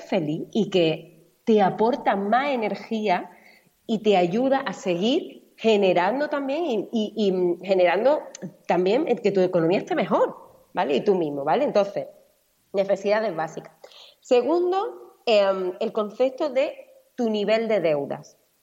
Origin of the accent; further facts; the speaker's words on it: Málaga, Andalusia, Spain; now in Mallorca, Spain; Yo vivo en Mallorca, soy malagueña